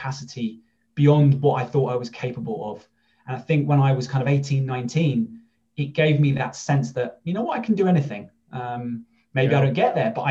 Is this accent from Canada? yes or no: no; London, United Kingdom; I was born and raised in London, England.